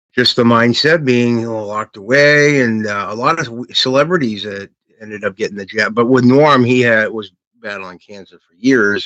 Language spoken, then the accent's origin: English; United States; being American